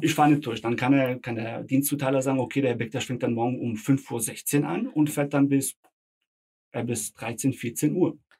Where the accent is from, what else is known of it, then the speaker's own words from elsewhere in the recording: Frankfurt am Main, Hesse, Germany; first language Bosnian; Ich bin hier geboren, aufgewachsen, hier zur Schule gegangen.